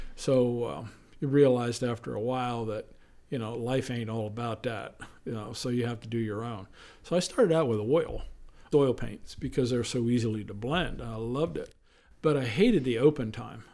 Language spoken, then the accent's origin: English; central Pennsylvania, United States; moved away as an adult; now in Eastern Shore, Maryland, United States; I was born and raised in a small town called Sealands Grove, on the banks of the Susquehanna River